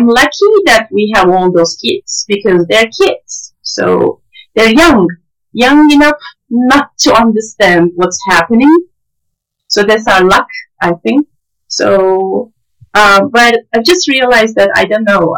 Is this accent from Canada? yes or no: no; Antakya, Hatay, Turkey; moved away; also born or lived in Gaziantep; I was born in Antakya and worked there for 4 years. And my childhood, passed in Antakya